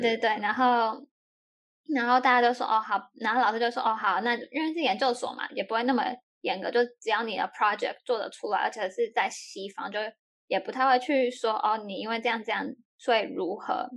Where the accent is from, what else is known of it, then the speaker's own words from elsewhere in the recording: Taiwan; moved away; 我是台湾人呢